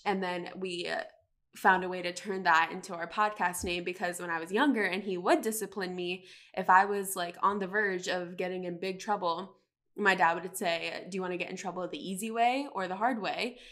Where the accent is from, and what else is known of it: Charlotte, North Carolina, United States; born or raised there